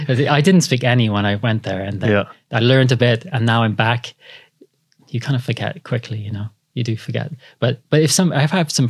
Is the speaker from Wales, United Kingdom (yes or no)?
yes; Cardiff, Wales, United Kingdom; moved away as an adult; now in London, United Kingdom; So I grew up in Cardiff. Yeah. Yeah. I should have got that out there in the beginning. So I raised in Cardiff.